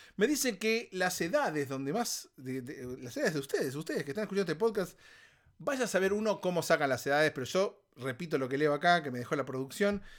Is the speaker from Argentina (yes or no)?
yes; Argentina; moved away; Argentina, en mi país, en mi país de origen